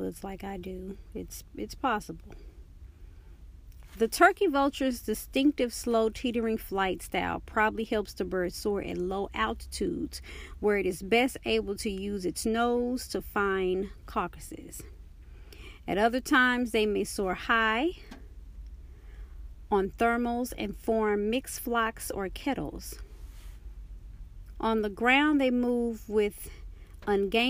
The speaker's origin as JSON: {"language": "English", "town": "Dallas", "region": "Texas", "country": "United States", "said": "I'm from Dallas, Texas"}